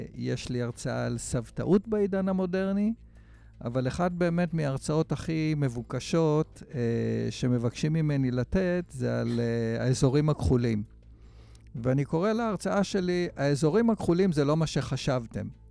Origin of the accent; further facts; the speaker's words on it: Israel; אני גדלתי בקיבוץ